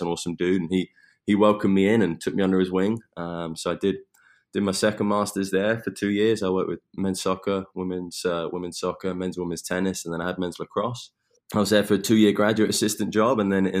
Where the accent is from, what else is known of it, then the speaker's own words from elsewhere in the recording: Eastbourne, South East England, United Kingdom; moved away as an adult; also born or lived in Pensacola, Florida; now in United States; So I'm from England, from a small town on the southeast called Eastbourne.